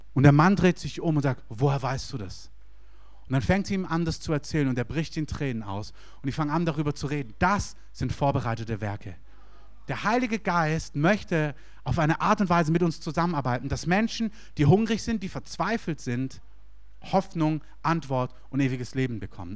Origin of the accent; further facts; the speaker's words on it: Stuttgart, Baden-Württemberg, Germany; moved away as an adult; also born or lived in Berlin; Ich komme aus Stuttgart